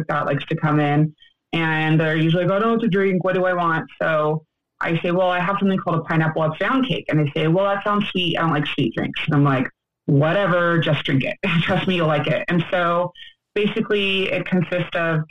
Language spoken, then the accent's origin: English; Yorba Linda, California, United States; I'm from Yorba Linda, California, Orange County.